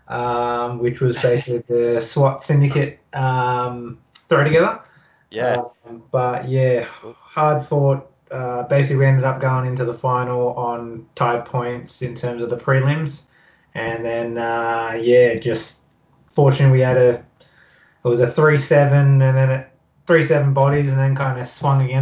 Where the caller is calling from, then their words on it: Campbelltown, New South Wales, Australia; but yeah, at home at uh, in Campbelltown